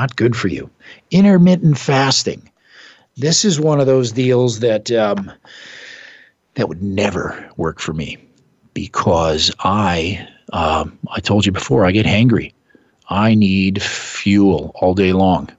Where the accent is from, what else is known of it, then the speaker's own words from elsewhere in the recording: Midwest, United States; moved away; I'm from the Midwest.